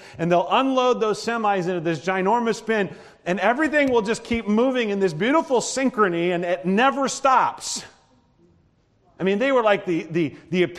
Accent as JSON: {"language": "English", "region": "Nebraska", "country": "United States", "tie": "born or raised there", "also_born_or_lived": "northern Iowa", "moved": "yes", "said": "growing up in Nebraska, we stop for coffee all the time"}